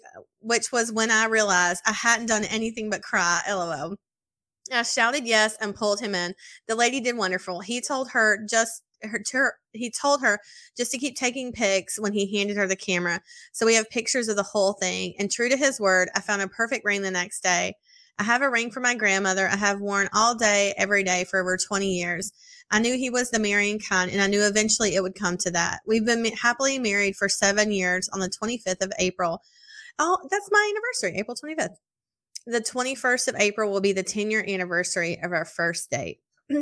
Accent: Texas, United States; I'm from Texas. It's hot all summer.

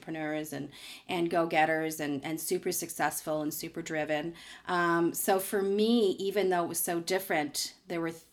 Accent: Toronto, Ontario, Canada; I grew up here in Toronto, in the Beaches area

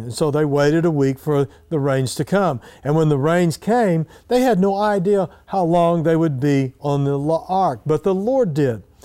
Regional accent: Eden, Oklahoma, United States; when I was a little boy growing up in Eden, Oklahoma

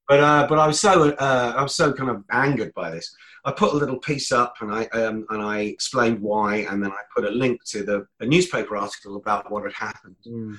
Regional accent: London, United Kingdom; I'm not Polish at all. I'm Irish, born in London, but because I had a Polish surname, I got a great deal of abuse

